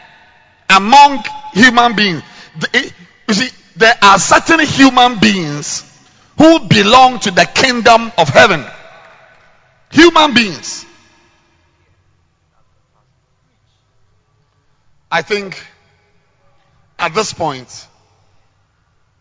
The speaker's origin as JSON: {"language": "English", "country": "Ghana", "said": "I'm a Ghanaian living in Ghana"}